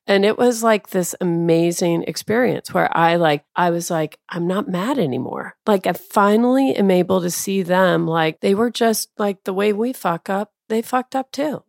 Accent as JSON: {"language": "English", "town": "Tacoma", "region": "Washington", "country": "United States", "tie": "born or raised there", "also_born_or_lived": "Clovis, New Mexico", "said": "Yeah, so I, I grew up in Tacoma. I was born in Clovis, New Mexico"}